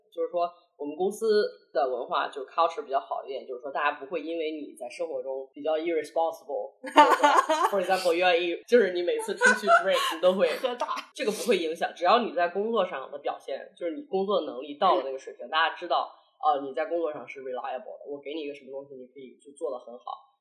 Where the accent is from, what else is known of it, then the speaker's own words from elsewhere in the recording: China; moved away as an adult; now in Hong Kong, China; 这个土生土长的中国人，这一点从来没有改变过